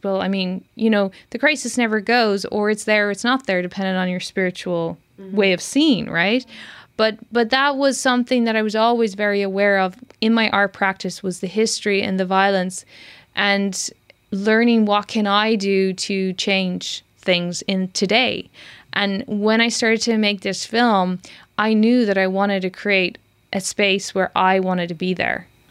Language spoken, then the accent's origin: English; Ireland; moved away as an adult; also born or lived in London; now in Berlin, Germany; I come from Ireland.